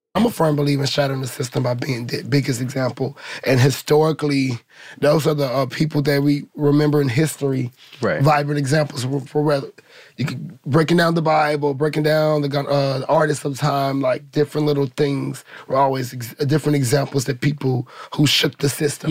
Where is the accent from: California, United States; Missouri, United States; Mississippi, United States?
Missouri, United States; St. Louis; now in Los Angeles, United States; I come from St. Louis. You know, I come from the Ferguson era